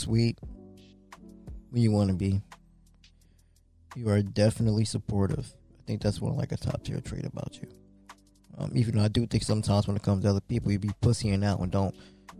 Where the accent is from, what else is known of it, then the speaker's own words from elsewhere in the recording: the North, United States; moved away; I am from up north.